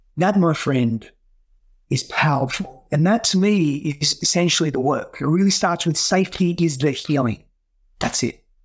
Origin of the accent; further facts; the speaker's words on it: Australia; first language Greek; English is a second language; moved away as an adult; also born or lived in Greece; now in United States; I grew up in Australia, but the first few, few years of my life, I largely grew up in Greece